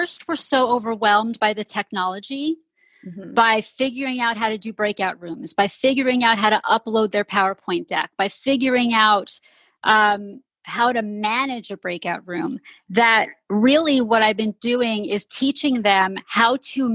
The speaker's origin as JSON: {"language": "English", "region": "outside of New York City", "country": "United States", "tie": "born or raised there", "said": "I grew up outside of New York City, right outside of the musical theater capital of the world"}